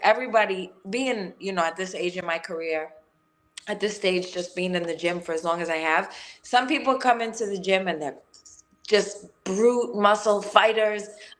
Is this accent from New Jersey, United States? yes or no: no; New York City, New York, United States; I grew up in Gariton Beach in Brooklyn, and it's like this little tiny pushed off little area where all the white trash came off the bowl from Ireland like years ago, and we just manifested in this little tiny community